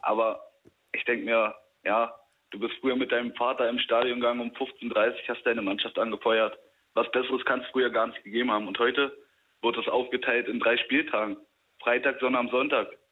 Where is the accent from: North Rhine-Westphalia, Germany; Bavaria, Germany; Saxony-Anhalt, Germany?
Saxony-Anhalt, Germany; Stendal; ich komme aus Stendal